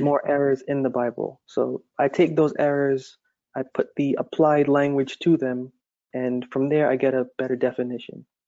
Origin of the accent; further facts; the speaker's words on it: Massachusetts, United States; I've always lived there my entire life